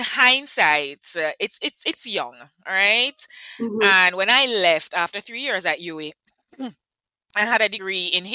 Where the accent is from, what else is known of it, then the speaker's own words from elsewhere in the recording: Kingston, Jamaica; I am from Kingston, and I have been in HR since 1999